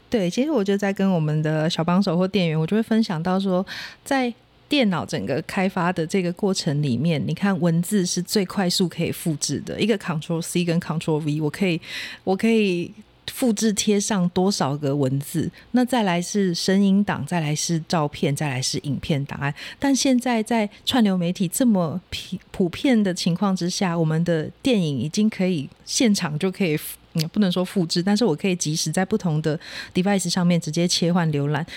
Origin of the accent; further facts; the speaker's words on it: Kaohsiung, Taiwan; moved away as an adult; also born or lived in Taipei; now in Hengchun, Taiwan; 那我是高雄人